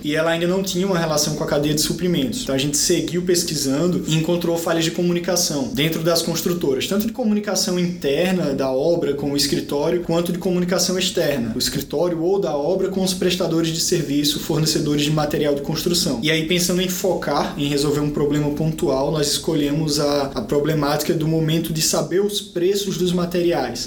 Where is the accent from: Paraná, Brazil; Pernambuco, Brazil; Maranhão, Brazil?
Pernambuco, Brazil; Caruaru; moved away as an adult; also born or lived in Recife / Florianópolis / São Paulo; Eu vim do interior de Pernambuco, de uma cidade chamada Caruaru, e quando eu me mudei para a capital, Recife, eu fui estudar engenharia da computação